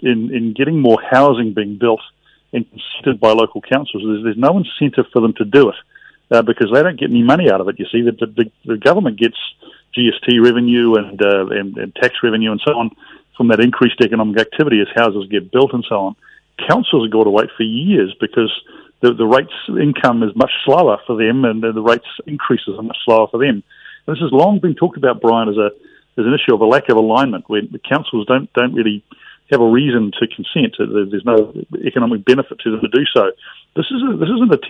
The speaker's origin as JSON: {"language": "English", "country": "New Zealand", "said": "as a New Zealander"}